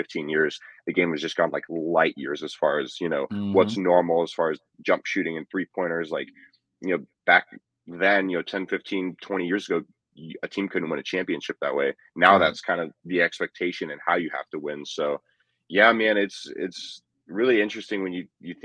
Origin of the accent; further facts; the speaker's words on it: Phoenix, Arizona, United States; born and raised in Phoenix. I still live in the area